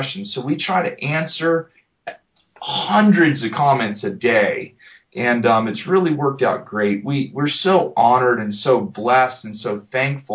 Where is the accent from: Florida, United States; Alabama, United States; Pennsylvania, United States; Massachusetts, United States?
Florida, United States; Jupiter; Jupiter, Florida, off of Loxahatchee River Road